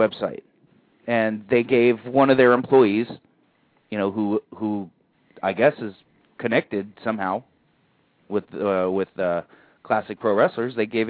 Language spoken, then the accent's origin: English; San Francisco, California, United States; I'm from San Francisco.